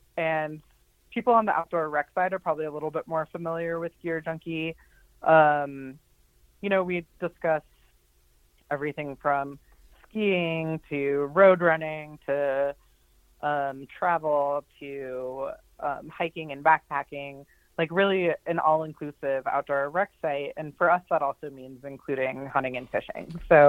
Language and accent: English; Ohio, United States; also born or lived in Colorado; now in Butte, United States; So I live in Butte, Montana, my family is actually from Butte, but I didn't grow up here. I'm from Ohio and Colorado, really.